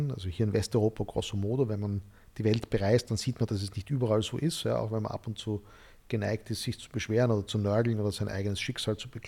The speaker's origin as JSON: {"language": "German", "town": "Graz", "region": "Styria", "country": "Austria", "tie": "born or raised there", "said": "ich bin in Graz, in der Steiermark aufgewachsen"}